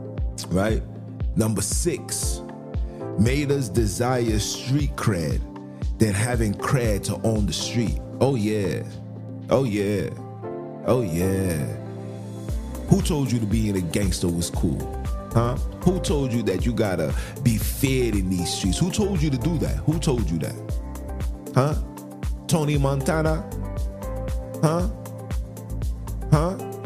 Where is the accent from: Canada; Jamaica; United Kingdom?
Jamaica; I'm a Jamaican.